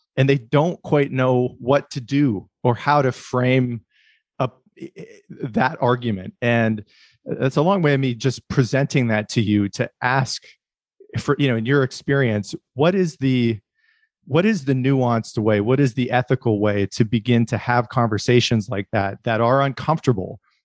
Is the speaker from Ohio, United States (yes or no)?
no; northwestern Pennsylvania, United States; I was raised in the Rust Belt in, uh, northwestern Pennsylvania